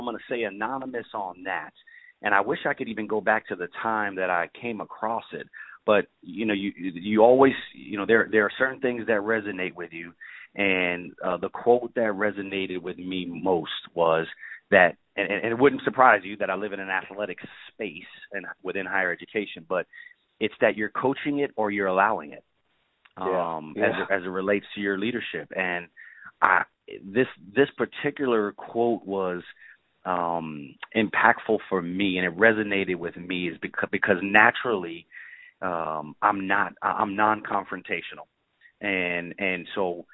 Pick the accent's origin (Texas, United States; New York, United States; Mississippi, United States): New York, United States; New York City; also born or lived in North Carolina / Arkansas; now in Orlando, United States; I'm originally from the Bronx in New York City.